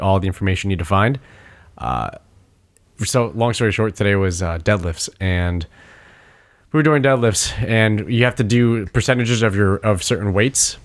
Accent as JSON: {"language": "English", "country": "United States", "said": "as an American who fell in love with hockey in middle school"}